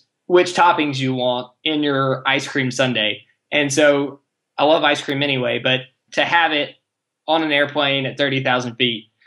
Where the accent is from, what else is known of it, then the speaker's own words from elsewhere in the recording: Nashville, Tennessee, United States; I'm from Nashville. We're in the central time zone